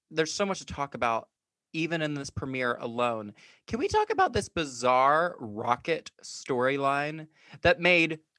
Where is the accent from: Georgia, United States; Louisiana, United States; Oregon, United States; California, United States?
Georgia, United States; I am from Georgia.